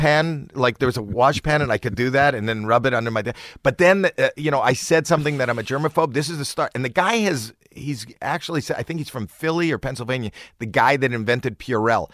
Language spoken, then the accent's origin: English; Toronto, Ontario, Canada; I'm from Toronto